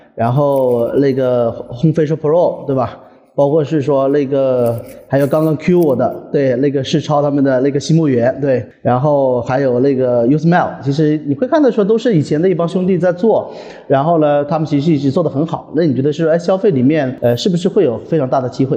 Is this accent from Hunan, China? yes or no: yes; Hunan, China; 因为我是湖南人